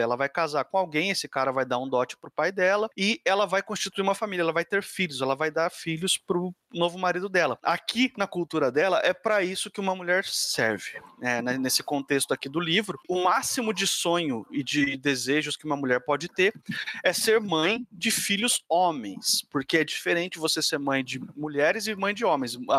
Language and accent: Portuguese; Brazil; aqui na minha terra, no Brasil